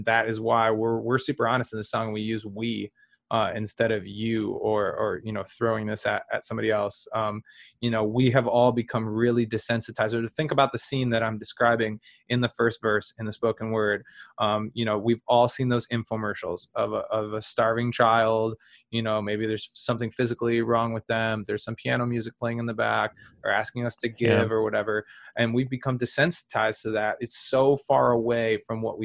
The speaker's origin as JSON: {"language": "English", "country": "United States", "said": "I'm American"}